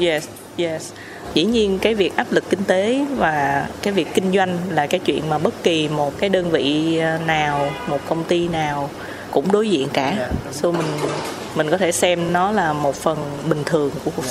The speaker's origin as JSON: {"language": "Vietnamese", "country": "Vietnam", "said": "chị là người Việt Nam"}